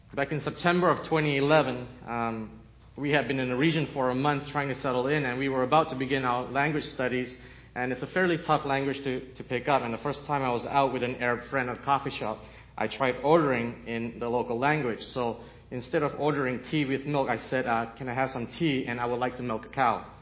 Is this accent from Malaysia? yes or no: yes; Malaysia; moved away as an adult; also born or lived in Canada; I'm Chinese, Malaysian, with a Portuguese grandmother, born in Malaysia, moved to Canada when I was 18, and six years ago moved here